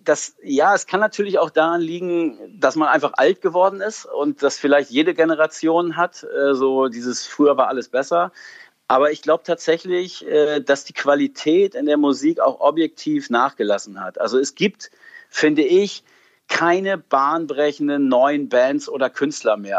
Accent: Emsland, Lower Saxony, Germany; Ich, ich komme aus dem Emsland, bin da groß geworden

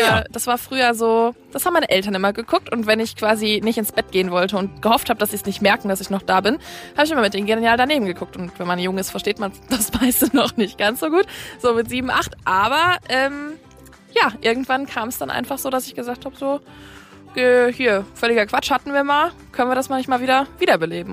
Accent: Ruhr area, North Rhine-Westphalia, Germany; now in Kiel, Germany; meiner Heimat, dem Ruhrgebiet.

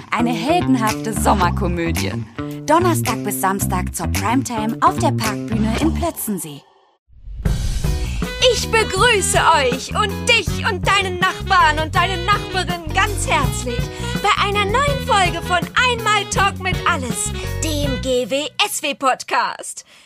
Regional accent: Berlin, Germany; Ja, ich, ich, ich meinte, also ich, ich bin Berlinerin.

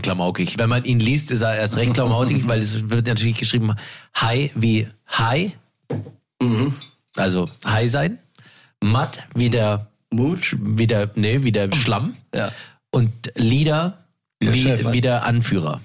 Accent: Landsberg am Lech, Bavaria, Germany; moved away; im kleinen beschaulichen Landsberg am Lech, wo ich damals noch gewohnt habe und, und wo ich herkomme

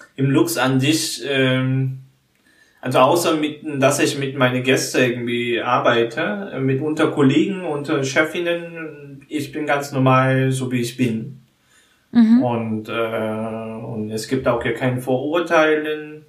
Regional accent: South Korea; German is a second language; moved away; in Korea, wo ich herkomme

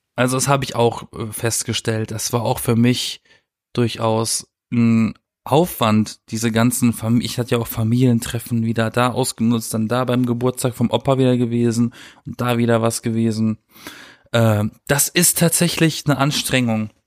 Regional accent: Germany; now in Berlin, Germany; in meiner Heimat bei meinen Eltern

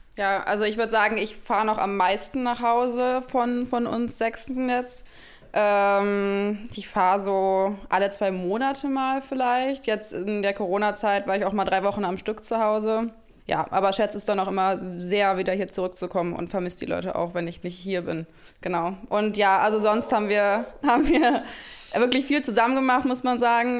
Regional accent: Düsseldorf, North Rhine-Westphalia, Germany; moved away as an adult; also born or lived in Mainz; now in Berlin, Germany; ich bin gebürtige Düsseldorferin

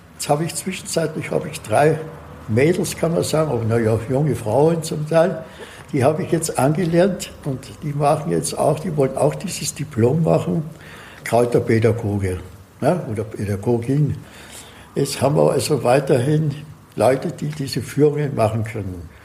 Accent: Austria; moved away as an adult; now in Assmannshausen, Germany; Ich bin gebürtig eigentlich aus Österreich. Hört man?

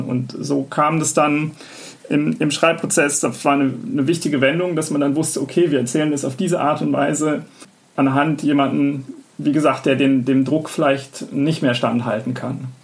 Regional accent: Bonn, North Rhine-Westphalia, Germany; also born or lived in Weimar; bei uns in Bonn, wo ich aufgewachsen bin

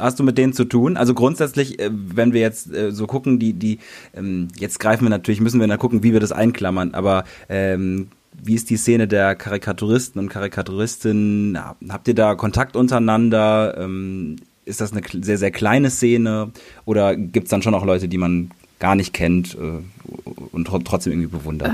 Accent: North Rhine-Westphalia, Germany; ich komme zum Beispiel aus NRW

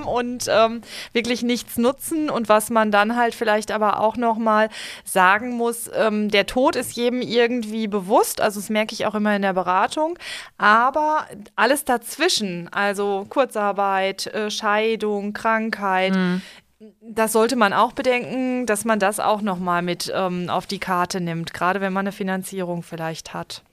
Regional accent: Limburg an der Lahn, Hesse, Germany; ich komme ja jetzt auch aus Limburg, aus einer etwas ländlicheren Gegend

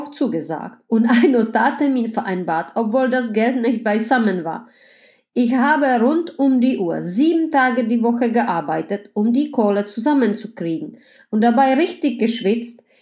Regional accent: Greifswald, Mecklenburg-Vorpommern, Germany; Ich fange an, eine tolle Drei-Zimmer-Wohnung in meiner Heimatstadt Griefswald zu kaufen.

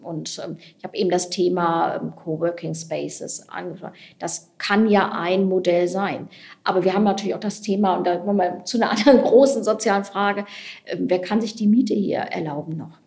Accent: Wuppertal, North Rhine-Westphalia, Germany; moved away; Ich habe auch ein paar Jahre mal im Kommunalparlament gesessen in meiner alten Heimatstadt

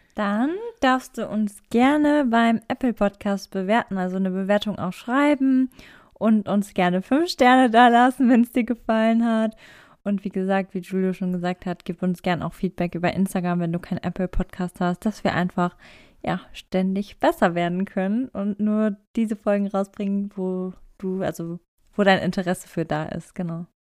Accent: Germany; ich bin aus Deutschland

